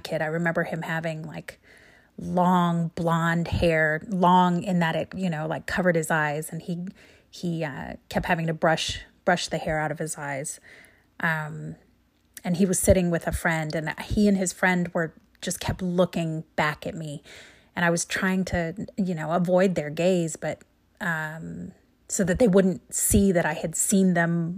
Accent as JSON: {"language": "English", "region": "Central Oregon", "country": "United States", "tie": "born or raised there", "said": "I grew up in Central Oregon in the 70s"}